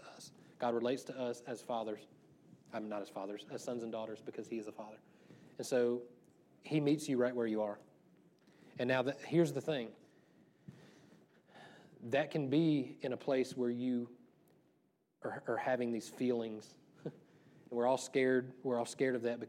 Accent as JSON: {"language": "English", "region": "the South", "country": "United States", "tie": "born or raised there", "said": "when I was growing up in the South"}